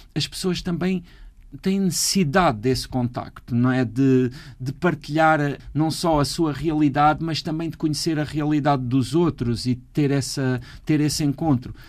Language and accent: Portuguese; Galveias, Alentejo, Portugal; moved away as an adult; tenho a vila onde nasci diante de mim